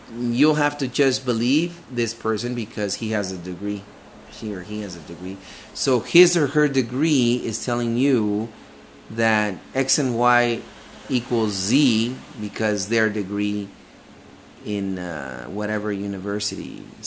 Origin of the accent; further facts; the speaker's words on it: Guatemala; moved away; I came from Guatemala